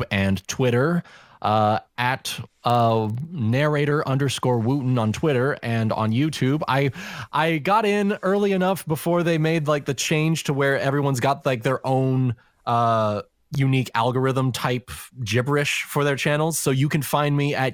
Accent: the South, United States; accent: Southern; specifically Southern, because that's my native accent.

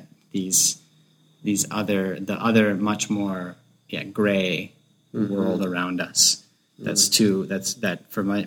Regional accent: North Florida, United States; I'm from North Florida, which is, like, basically Georgia

